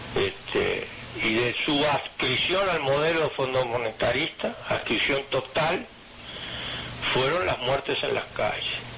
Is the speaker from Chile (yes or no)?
no; Minas, Lavalleja, Uruguay; que nací allá en Mina